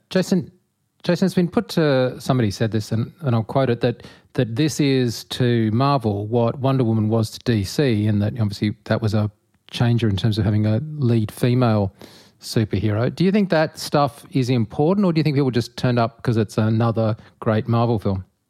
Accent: Australia; I'm an Australian

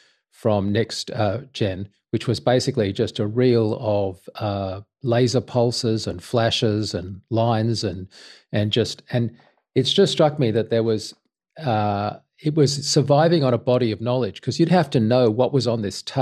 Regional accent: Sydney, New South Wales, Australia; I was from Sydney

